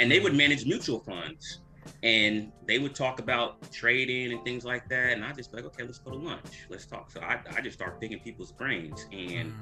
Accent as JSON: {"language": "English", "country": "Nigeria", "said": "I'm Nigerian"}